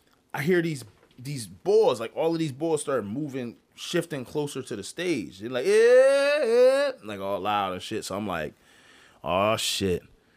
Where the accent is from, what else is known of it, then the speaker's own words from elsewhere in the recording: Philadelphia, Pennsylvania, United States; I'm from Philly. You know what I mean? North Philly, Erie Ave, Mount Airy Ave.